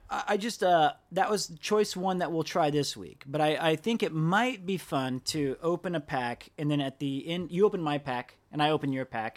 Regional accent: United States; I'm from America

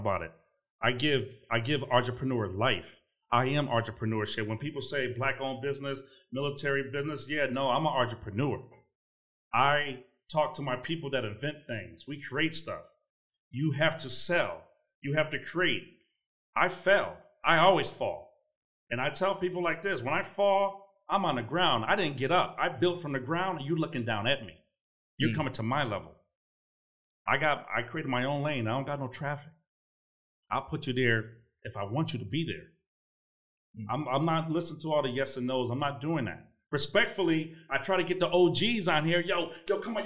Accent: Connecticut, United States; I'm from Connecticut. Came from nothing.

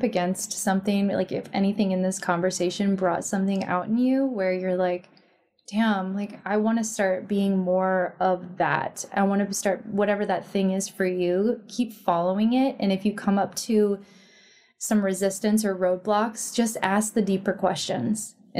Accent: Midwest, United States; We're from the Midwest.

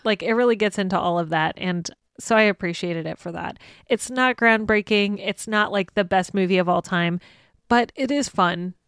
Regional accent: United States; we as American audiences

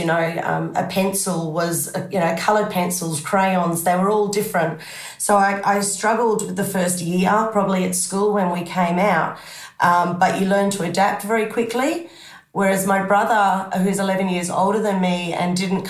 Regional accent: Zimbabwe; moved away; Oh, absolutely. You know, we had a big property, you know, with the division of black and white, we were very well off.

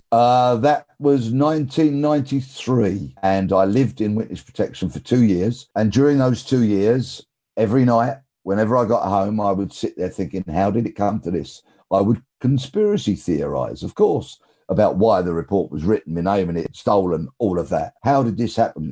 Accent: London, United Kingdom; I'm from South London

